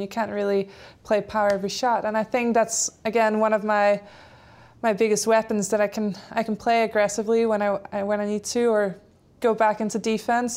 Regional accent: Denmark; first language Polish and Danish; English is a second language; moved away; My parents are Polish, so I had that from birth, Polish and Danish since I grew up in Denmark

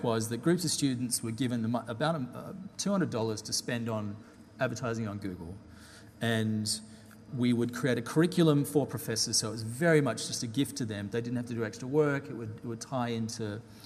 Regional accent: Perth, Western Australia, Australia; moved away as an adult; also born or lived in London; a Perth person, particularly when I've got a British passport, thanks to my dad being British

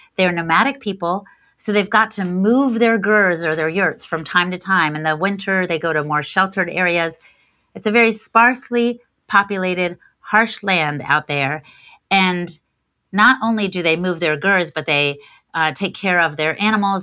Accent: Washington, District of Columbia, United States; my hometown of DC

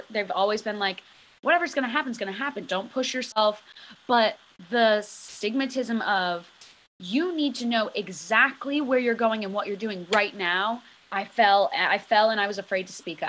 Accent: Cheshire, Connecticut, United States; I was born and raised in Cheshire, Connecticut

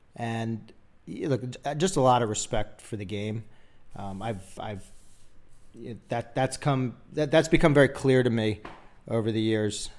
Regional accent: Philadelphia, Pennsylvania, United States; moved away; I grew up in Philadelphia

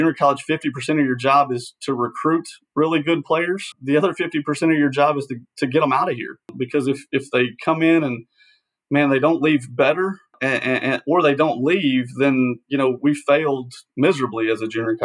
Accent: Searcy, Arkansas, United States; moved away as an adult; I'm an Arkansas guy, born and raised in Searcy, Arkansas

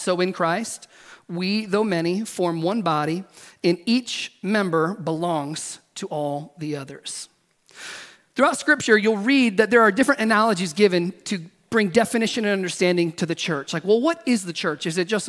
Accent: the South, United States; now in California, United States; I grew up in the South

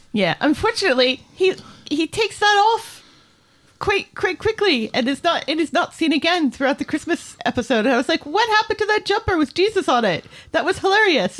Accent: United States; now in Scotland; I'm an American

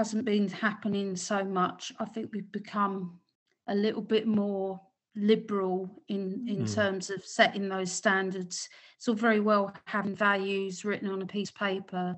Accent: London, United Kingdom; as a Londoner

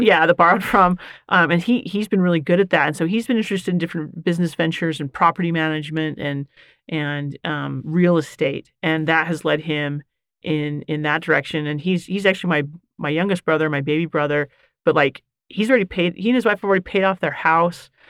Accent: Bountiful, Utah, United States; I am born and raised. So, Leo J. Muir Elementary, Mueller Park Junior High, Bountiful High School

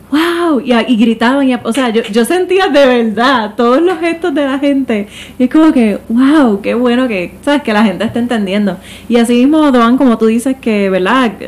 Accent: Puerto Rico; moved away; yo llevo fuera de Puerto Rico, pero sigo siendo puertorriqueña, aunque haya vivido en otros sitios

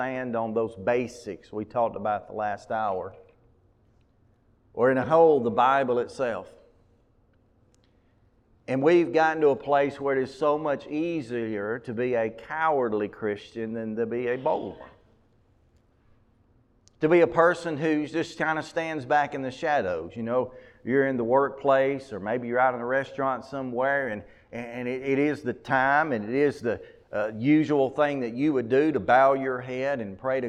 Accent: Mumford, United States; I'm from Mumford

